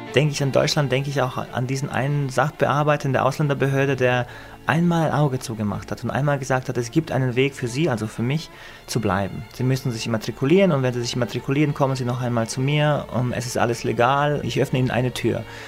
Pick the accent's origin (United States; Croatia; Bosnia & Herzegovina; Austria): Bosnia & Herzegovina; Višegrad, Republika Srpska; moved away; also born or lived in Heidelberg, Germany; Wir haben es gerade geschafft, vor den Massakern in, in Visegrad, in meiner Heimatstadt, zu fliehen und waren in Heidelberg